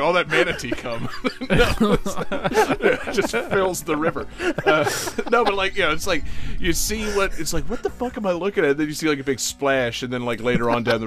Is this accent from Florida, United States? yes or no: yes; Florida, United States; We're all from Florida